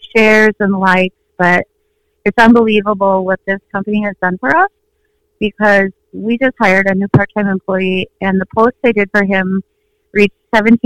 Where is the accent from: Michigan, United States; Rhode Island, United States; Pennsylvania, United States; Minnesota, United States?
Minnesota, United States; I was born and raised in Minnesota